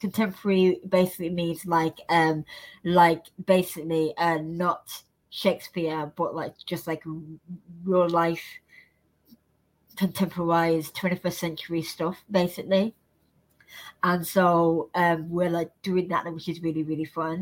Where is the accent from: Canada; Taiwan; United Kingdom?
United Kingdom; Birmingham, West Midlands; now in London, United Kingdom; I'm just so fortunate to now be living in London, like of all places. Like, I'm from Birmingham